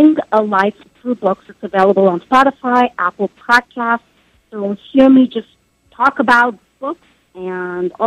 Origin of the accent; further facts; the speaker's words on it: Southeast India, India; moved away; I was born in India.